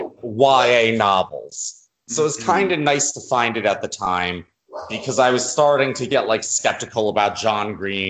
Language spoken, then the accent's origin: English; New Jersey, United States; From New Jersey